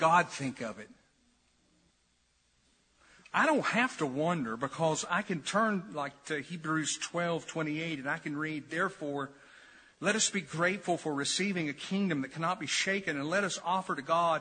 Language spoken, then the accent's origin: English; New Market, Tennessee, United States; As a kid, I grew up in New Market near the Holston River